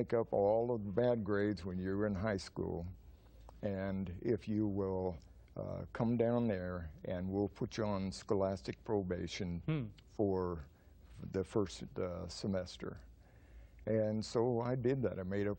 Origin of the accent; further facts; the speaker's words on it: Washington, United States; born there; also born or lived in Northern California; Originally, I was born in the state of Washington.